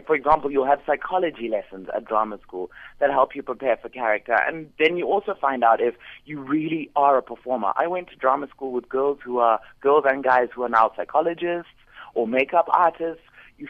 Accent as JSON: {"language": "English", "country": "Zimbabwe", "said": "I am from Zimbabwe."}